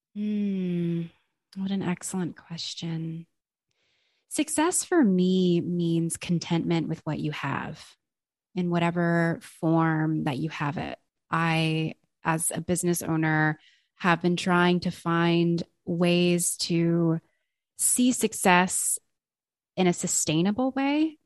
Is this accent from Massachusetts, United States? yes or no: no; Los Angeles, California, United States; I am from Los Angeles, California